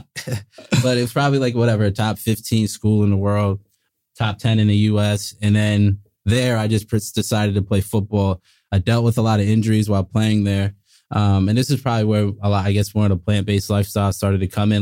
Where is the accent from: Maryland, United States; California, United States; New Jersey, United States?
New Jersey, United States; South Orange; also born or lived in Montana; I grew up in, uh, South Orange, New Jersey